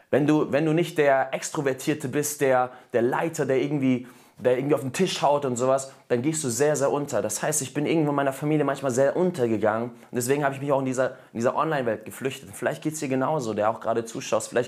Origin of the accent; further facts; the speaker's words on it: Germany; born there; meine Eltern sind aus Russland nach Deutschland gekommen 1993. Und ich bin in Deutschland zwar geboren, aber habe trotzdem die russische Kultur einfach so mitbekommen.